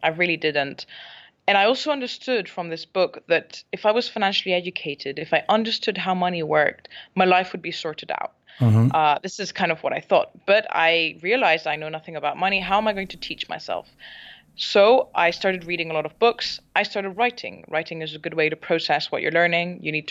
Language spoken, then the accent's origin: English; Barcelona, Catalonia, Spain; first language English; also born or lived in Scotland; I am Scottish, so I was born in Scotland, mm-hmm. but I grew up and spent most of my life in Spain, in Barcelona. My mom is Spanish.